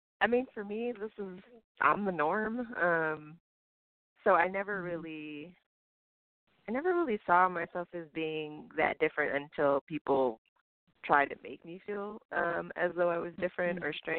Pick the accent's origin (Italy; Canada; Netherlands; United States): United States; the South; I grew up in the South, so I can relate to a lot of Southern things.